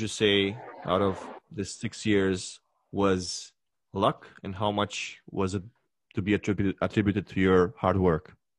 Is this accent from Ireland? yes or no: no; Romania; English is a second language; moved away as an adult; now in Canada; my home country, like what it used to be my universe before